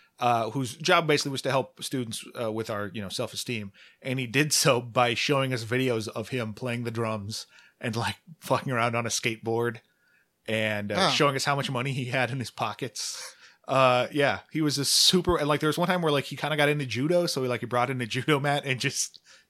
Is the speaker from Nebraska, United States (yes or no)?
yes; Omaha, Nebraska, United States; So I grew up in Omaha, and he's just been a fixture there forever